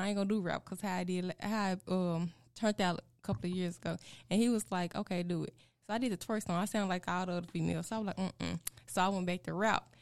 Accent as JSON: {"language": "English", "town": "Osceola", "region": "Arkansas", "country": "United States", "tie": "born or raised there", "accent": "country", "said": "I'm from Arkansas, a small town named Osceola. I've been there all my life. I still reside there."}